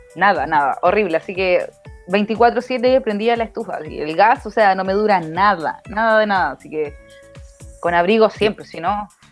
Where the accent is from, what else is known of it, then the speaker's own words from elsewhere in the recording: Chile; como buen chileno